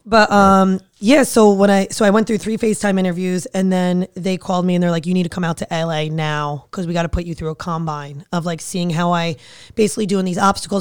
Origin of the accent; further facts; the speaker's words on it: New Jersey, United States; fiery from Jersey